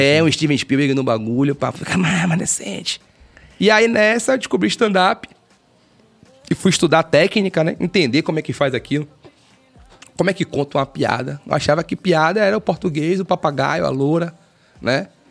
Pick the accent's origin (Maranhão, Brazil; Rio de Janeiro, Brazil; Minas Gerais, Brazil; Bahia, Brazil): Bahia, Brazil; Salvador; Nascido e criado na Cidade Baixa